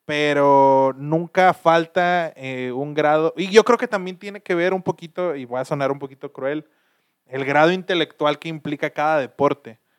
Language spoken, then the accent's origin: Spanish; Monterrey, Nuevo León, Mexico; nosotros somos de Monterrey